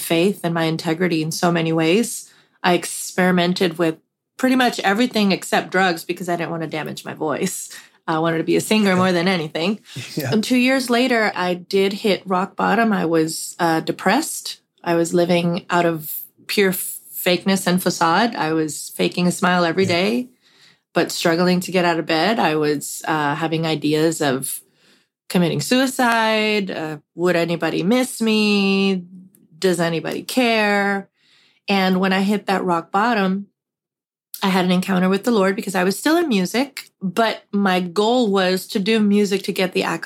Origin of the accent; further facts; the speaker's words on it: Puerto Rico; a very large, influential church that I grew up in Puerto Rico